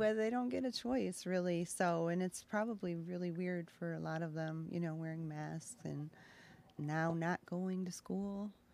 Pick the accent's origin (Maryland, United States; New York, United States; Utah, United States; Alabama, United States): New York, United States; Gasport; now in Aurora, Illinois, United States; I grew up near Buffalo.